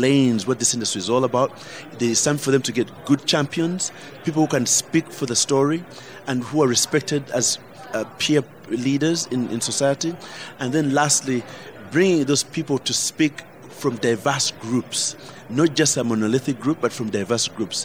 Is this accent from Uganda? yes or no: yes; Uganda; moved away; I fought back as a Ugandan